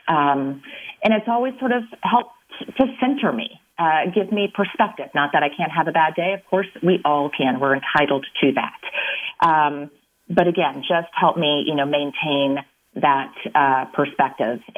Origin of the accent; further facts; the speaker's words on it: Illinois, United States; I am from Illinois, like I said, and so I definitely wanted to move back.